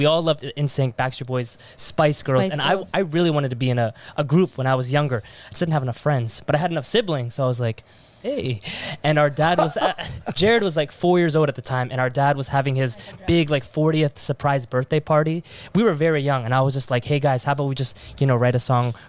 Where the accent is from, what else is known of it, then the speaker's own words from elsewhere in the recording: East Coast, United States; now in Los Angeles, United States; We are from the East Coast. And right now, back home, it's pretty cold, apparently, from what I've been hearing.